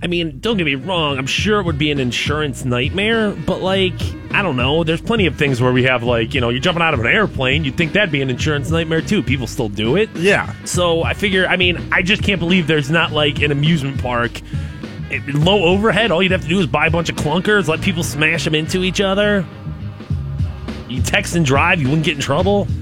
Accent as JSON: {"language": "English", "country": "United States", "said": "I'm American"}